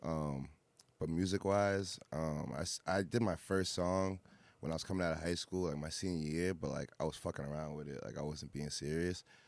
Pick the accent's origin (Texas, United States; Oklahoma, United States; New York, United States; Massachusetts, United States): Massachusetts, United States; Fitchburg; also born or lived in Boston; I'm from Fitchburg originally, um, Central Mass